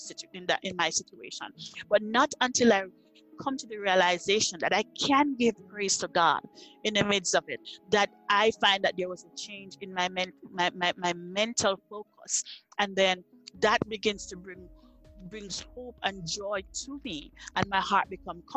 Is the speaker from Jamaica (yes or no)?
yes; Jamaica; moved away as an adult; now in Nebraska, United States; I was uprooted from Jamaica and planted in Nebraska